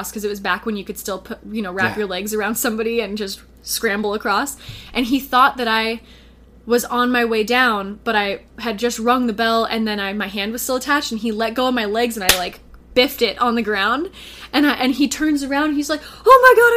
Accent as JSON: {"language": "English", "town": "Sonoma", "region": "California", "country": "United States", "tie": "born or raised there", "said": "I grew up in Sonoma, California"}